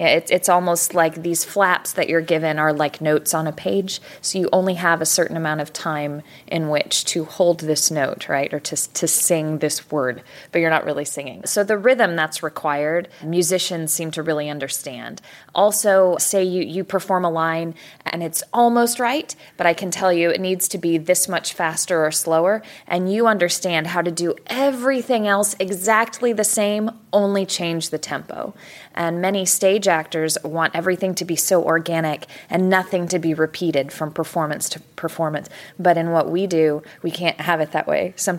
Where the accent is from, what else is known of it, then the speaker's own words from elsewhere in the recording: Dallas, Texas, United States; I'm a voice actress for anime dubs. I'm from Dallas, Texas.